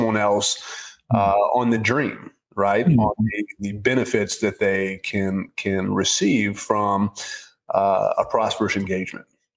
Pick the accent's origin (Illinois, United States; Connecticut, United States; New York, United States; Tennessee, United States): Tennessee, United States; Nashville; I'm from Nashville, born and raised there